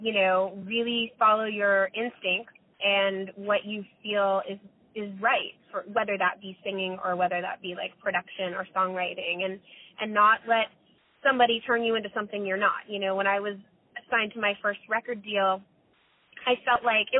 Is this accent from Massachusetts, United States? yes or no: no; Florida, United States; moved away as an adult; now in Los Angeles, United States; My mom had driven across country with me, and we're from Florida